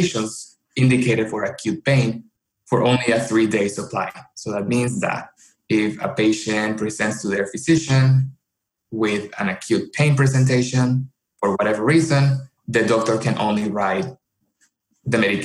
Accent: Colombia; moved away as an adult; now in United States; I am originally from Colombia and I came to the United States for college

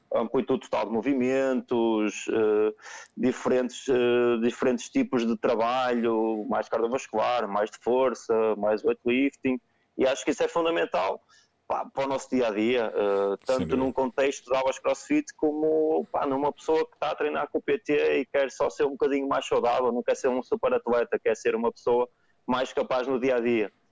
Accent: Vila Nova de Gaia, Norte, Portugal; sou de Gaia, uh, ficava mais perto com os meus pais

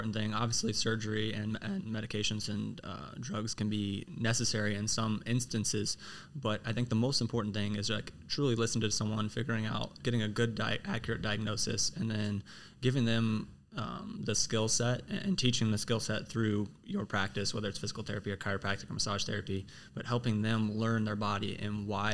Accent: Overland Park, Kansas, United States; I'm from Overland Park. I went to Blue Valley Northwest.

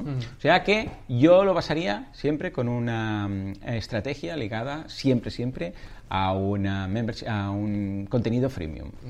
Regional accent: Catalonia, Spain; soy muy catalán

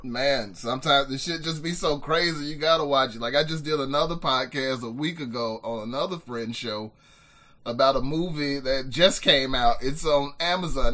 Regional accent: Birmingham, Alabama, United States; I was born and raised on Norwood Boulevard

